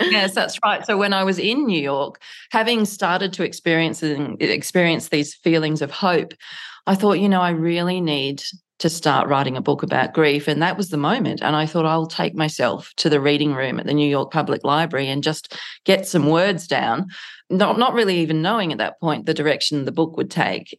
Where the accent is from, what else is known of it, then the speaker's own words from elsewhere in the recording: Canberra, Australian Capital Territory, Australia; my hometown of Canberra